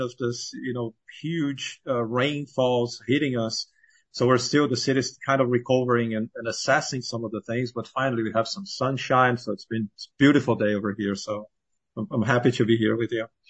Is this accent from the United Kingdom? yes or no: no; Brazil; moved away as an adult; now in United States; I was born and raised in Brazil